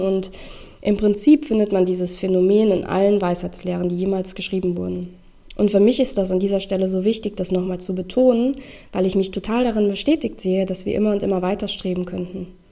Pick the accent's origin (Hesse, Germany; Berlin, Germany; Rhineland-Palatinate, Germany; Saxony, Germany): Hesse, Germany; Rheingau; moved away as an adult; also born or lived in Düsseldorf; aus meinem Heimatort, ähm, aus dem Rheingau